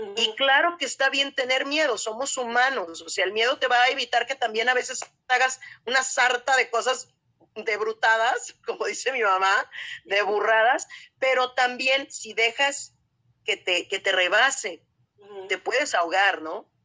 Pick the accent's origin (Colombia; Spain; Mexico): Mexico; Guadalajara, Jalisco; las dos somos tapatías